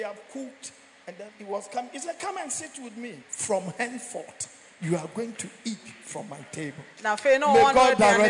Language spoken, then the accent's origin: English; Nigeria; now in Ghana; When I came from Nigeria